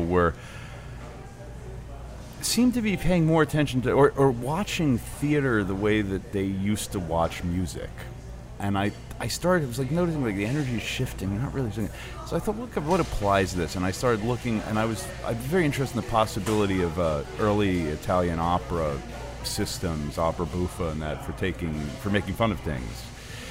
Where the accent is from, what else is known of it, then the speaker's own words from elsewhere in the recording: London, United Kingdom; moved away; I grew up in London